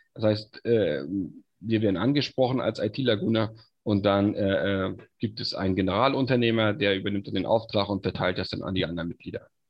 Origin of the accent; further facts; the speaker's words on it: Stralsund, Mecklenburg-Vorpommern, Germany; ich bin gebürtiger Stralsunder, komm also auch hierher